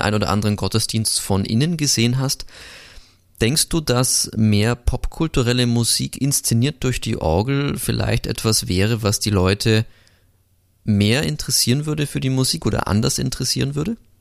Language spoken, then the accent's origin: German; Augsburg, Bavaria, Germany; now in Linz, Austria; heute zurück in meine Heimat geht. Ich komme ja aus Augsburg, wohne jetzt zwar in Linz